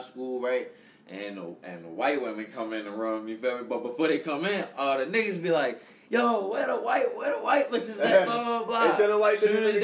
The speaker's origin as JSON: {"language": "English", "town": "Baltimore", "region": "Maryland", "country": "United States", "said": "I'm from Baltimore"}